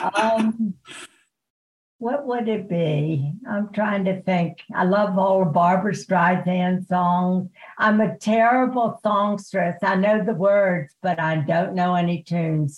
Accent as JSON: {"language": "English", "town": "Baltimore", "region": "Maryland", "country": "United States", "tie": "born or raised there", "also_born_or_lived": "Germany"}